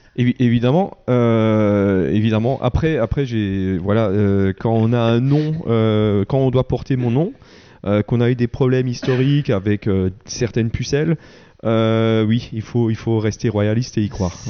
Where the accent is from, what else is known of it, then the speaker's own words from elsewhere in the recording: Wettolsheim, Grand Est, France; je suis de Veto